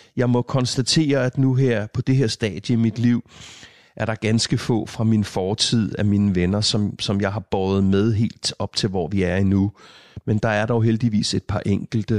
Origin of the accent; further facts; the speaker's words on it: Hørsholm, Capital Region of Denmark, Denmark; på Mågevej her i Hørsholm, hvor, hvor, jeg, hvor vi boede der, i den periode